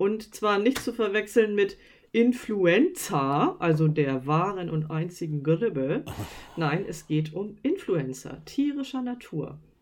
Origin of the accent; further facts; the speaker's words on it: Northern Germany, Germany; wir kommen ja aus Norddeutschland